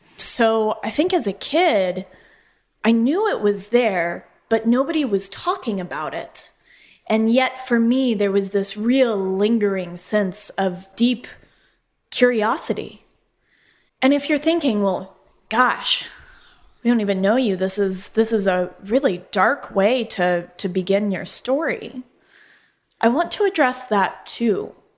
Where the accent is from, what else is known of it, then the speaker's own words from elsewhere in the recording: Colorado, United States; moved away as an adult; also born or lived in Phoenix, Arizona; I'm from Colorado, and grew up with the plains and the West and just loving all that open space.